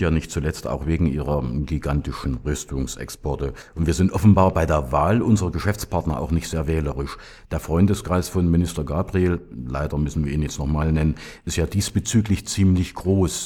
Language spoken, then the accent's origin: German; Germany; wir auch als Deutsche